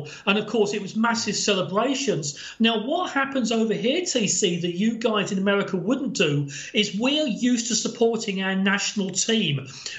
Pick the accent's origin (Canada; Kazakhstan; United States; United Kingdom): United Kingdom; England